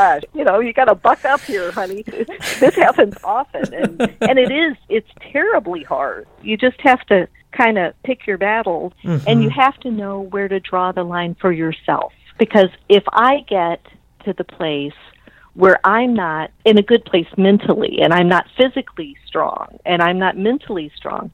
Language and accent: English; Belleville, Illinois, United States; I grew up in Belleville